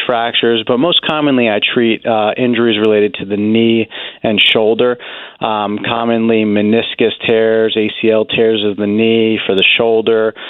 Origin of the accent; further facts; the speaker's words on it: New Jersey, United States; now in Pennsylvania, United States; I'm from New Jersey originally and have family nearby